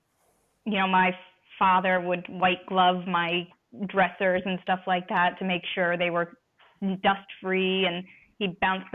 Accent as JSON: {"language": "English", "town": "Charleston", "region": "South Carolina", "country": "United States", "also_born_or_lived": "New Hampshire", "said": "So I'm originally from Charleston, South Carolina, but as a Navy brat, sort of up and down the coast. When I was a teenager, we ended up in New Hampshire because he was stationed out of Portsmouth."}